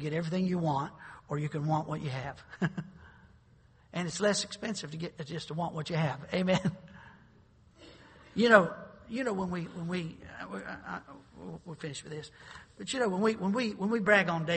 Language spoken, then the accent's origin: English; North Carolina, United States; I grew up in North Carolina